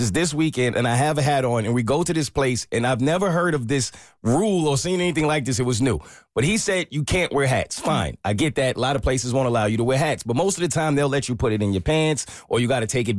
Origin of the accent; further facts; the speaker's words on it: New York, United States; I'm actually from New York